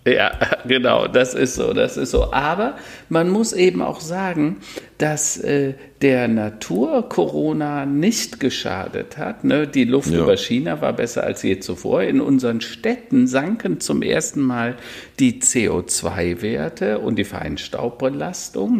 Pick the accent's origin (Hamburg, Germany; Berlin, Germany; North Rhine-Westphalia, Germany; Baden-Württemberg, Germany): North Rhine-Westphalia, Germany; Hennef; Hennef, meine alte Heimat, da bin ich mal geboren mhm. oder in der Nähe von Hennef